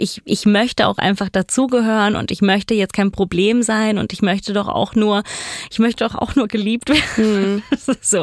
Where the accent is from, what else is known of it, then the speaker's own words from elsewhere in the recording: Italy; moved away as an adult; also born or lived in New York; ich komme aus Italien